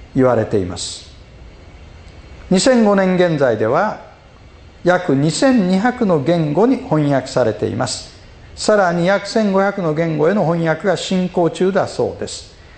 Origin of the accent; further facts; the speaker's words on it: Osaka, Japan; 僕大阪人